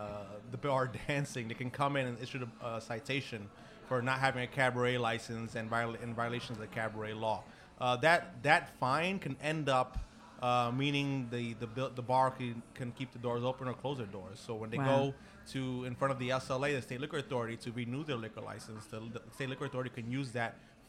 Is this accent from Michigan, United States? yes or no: no; Brooklyn, New York, United States; I did.